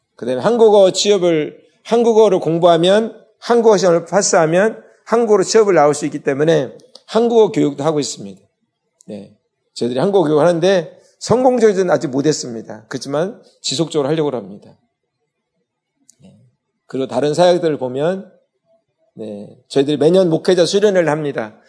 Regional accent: Daejeon, South Korea; moved away as an adult; now in Palawan, Philippines; 중학교 2학년 때 저희가 살던 집이 교회가 됐어요. 대전에서

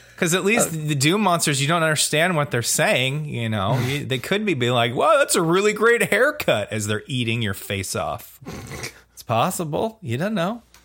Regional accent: Oregon, United States; I'm from Oregon

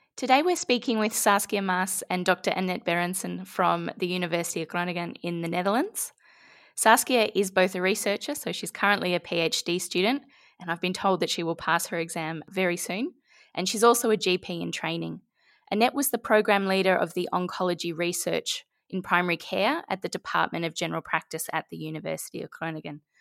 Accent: Australia; I'm very Australian.

